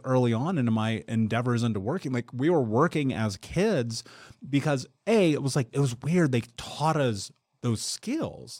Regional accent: Indianapolis, Indiana, United States; I would go to the Big Lots on the corner of thirtieth and Georgetown in Indianapolis

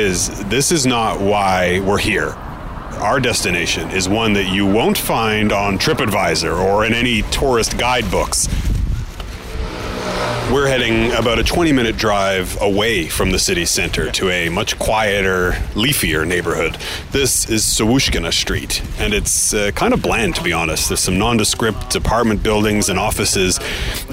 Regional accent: Canada; now in Europe; As a Canadian correspondent based in Europe

